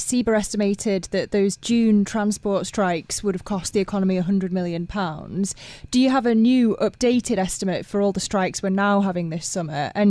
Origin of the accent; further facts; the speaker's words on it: the north of England, United Kingdom; I'm northern, so I just feel it in my bones